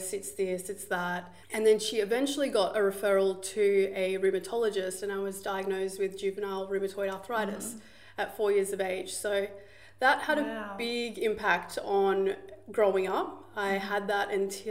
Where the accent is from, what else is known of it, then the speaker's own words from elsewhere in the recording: Gold Coast, Queensland, Australia; I grew up right here on the Gold Coast